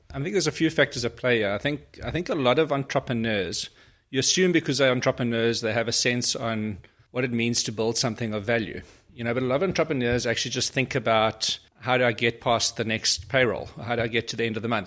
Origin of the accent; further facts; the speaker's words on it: Port Elizabeth, Eastern Cape, South Africa; moved away as an adult; also born or lived in Pretoria / Johannesburg; been born in Pretoria, I grew up in Port Elizabeth many years ago